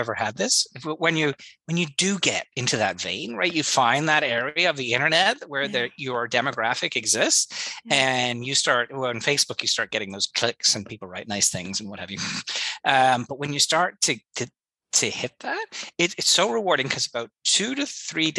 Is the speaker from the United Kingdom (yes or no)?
yes; England, United Kingdom; an English Protestant